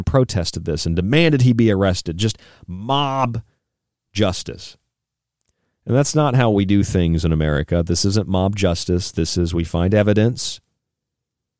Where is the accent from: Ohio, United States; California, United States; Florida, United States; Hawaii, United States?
Florida, United States; I grew up in Florida